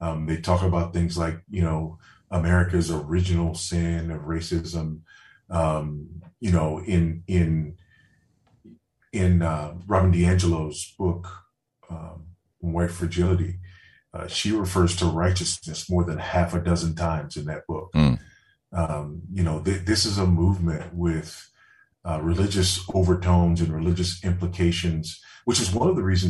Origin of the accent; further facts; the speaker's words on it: Los Angeles, California, United States; also born or lived in Houston, Texas / San Antonio, Texas; now in Zambia; I grew up in Los Angeles, spent most of my life in Houston. Went to high school there in San Antonio